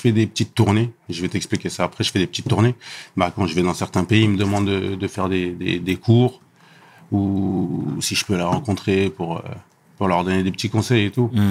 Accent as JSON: {"language": "French", "town": "Élancourt", "region": "Île-de-France", "country": "France", "said": "je viens du 78, à Elancourt, mhm. euh, dans un quartier qui s'appelle Les Réaux"}